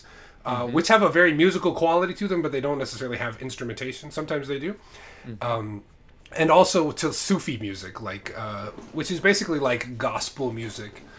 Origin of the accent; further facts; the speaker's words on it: United States; also born or lived in Islamabad, Pakistan; I lived in Islamabad when I was a kid. I was born in America, then we moved to Pakistan for a few years